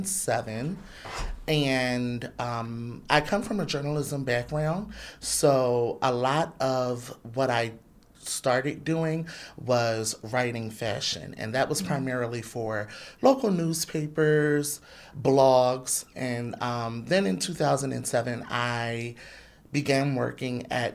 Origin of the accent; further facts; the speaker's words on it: Philadelphia, Pennsylvania, United States; also born or lived in Atlantic City, New Jersey; I was born in Atlantic City. I'm from Philadelphia.